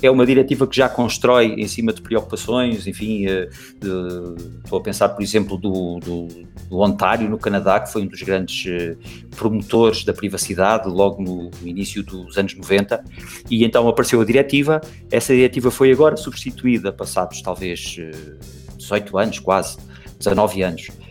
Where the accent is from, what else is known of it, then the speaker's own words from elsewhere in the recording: Portugal; moved away as an adult; now in Brazil; sou português